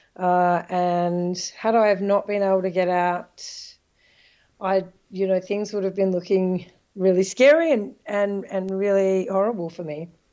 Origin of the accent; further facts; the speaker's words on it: Australia; moved away as an adult; now in Netherlands; I'm Australian, I'm a citizen, I'll always be able to go home